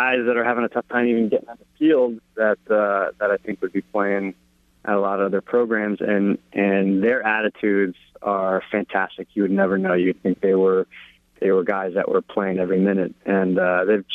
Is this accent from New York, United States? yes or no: no; New Jersey, United States; moved away as an adult; I grew up in New Jersey, and I played for Miller Bulari in high school